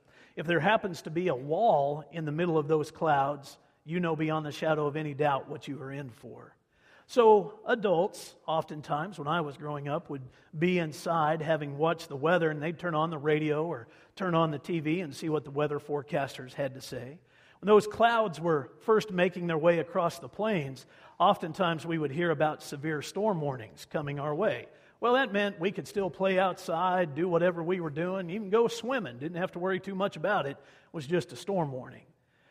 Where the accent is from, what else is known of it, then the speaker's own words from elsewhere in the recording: Wichita, Kansas, United States; also born or lived in Oklahoma / Hutchinson, Kansas; I was born in Wichita, Kansas, and then my dad was transferred to Oklahoma. We spent the first 5 years of my life in Oklahoma and then moved back to Wichita and stayed there until my junior year of high school, and then we moved 60 miles away to the community of Hutchison.